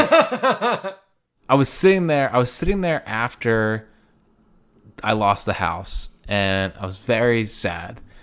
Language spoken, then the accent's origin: English; Philadelphia, Pennsylvania, United States; being a Philadelphian